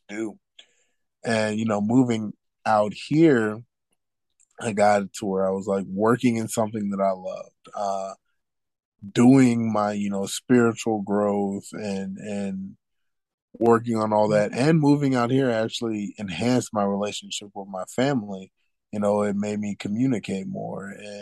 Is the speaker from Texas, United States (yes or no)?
yes; Houston, Texas, United States; I grew up in Third Ward, Houston, Texas